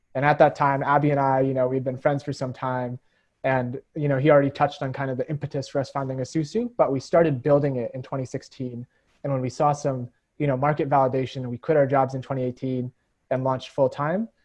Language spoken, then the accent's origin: English; United States; cross cultural kid growing up in America